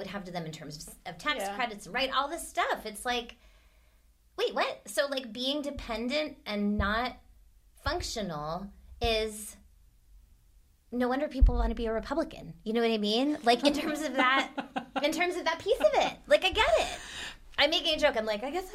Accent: United States; I'm American.

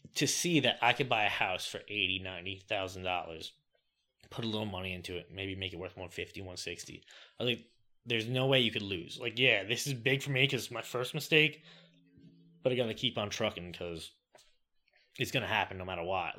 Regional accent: Franklin Square, New York, United States; moved away as an adult; now in Delaware, United States; I was born and raised in Franklin Square, New York, that's on Long Island

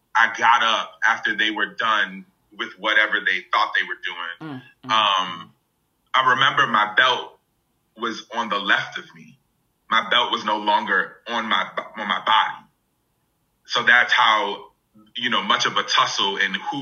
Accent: Hartford, Connecticut, United States; growing up in Hartford, Connecticut, which is, you know, an urban area

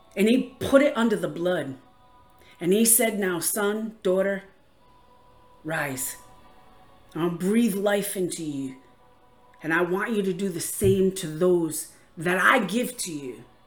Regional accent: Rhode Island, United States; I'm from Rhode Island

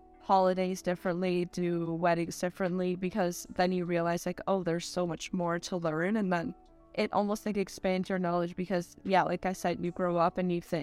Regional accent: Canada; a lot of us were born in Canada

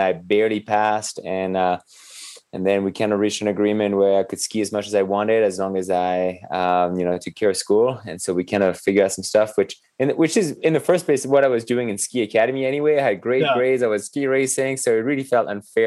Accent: French Alps, Auvergne-Rhône-Alpes, France; born or raised there; English is a second language; moved away as an adult; also born or lived in Normandy / south of France / Durango, Colorado; now in United States

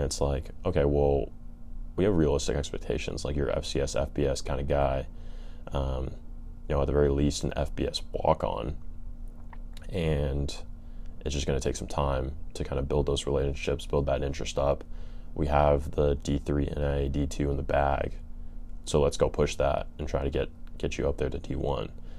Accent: California, United States; I'm from California

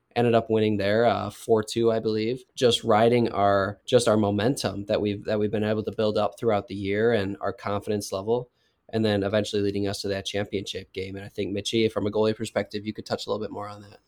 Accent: Wisconsin, United States; moved away as an adult; now in Kansas, United States; I grew up in Wisconsin

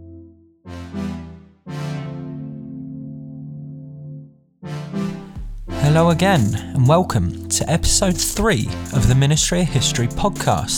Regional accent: London, United Kingdom; I'm from West London myself. I'm local to where these murders occurred. I grew up within 5 miles of all

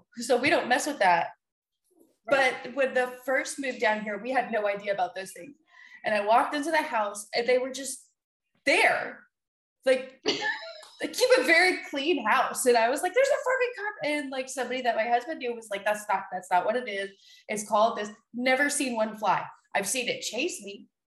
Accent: the South, United States; I grew up in the South. They basically look like grits.

